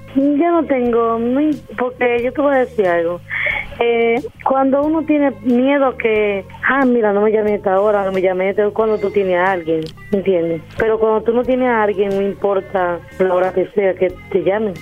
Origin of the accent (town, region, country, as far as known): Dominican Republic